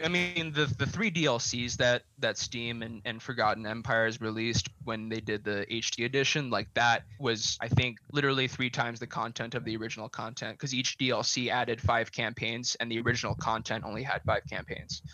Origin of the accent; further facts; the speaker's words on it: Montana, United States; now in Colorado, United States; I'm originally from Montana